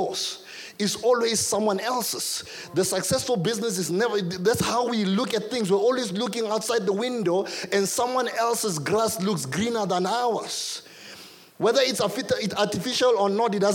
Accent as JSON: {"language": "English", "country": "South Africa", "tie": "born or raised there", "said": "I grew up in Doxodeo"}